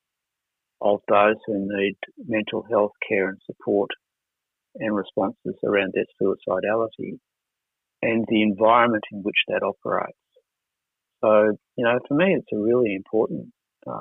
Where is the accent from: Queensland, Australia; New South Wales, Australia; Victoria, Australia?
New South Wales, Australia; Wollongong; when I was a kid growing up in Wollongong